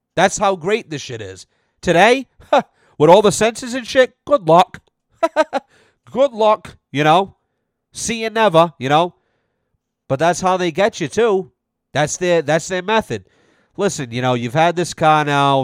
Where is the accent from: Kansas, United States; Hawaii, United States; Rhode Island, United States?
Rhode Island, United States; North Smithfield; we grew up in North Smithfield, which is the northernmost part of, uh, Rhode Island